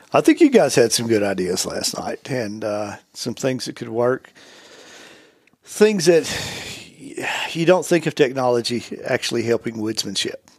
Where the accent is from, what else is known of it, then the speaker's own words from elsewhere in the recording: the Southland, United States; I grew up in the Southland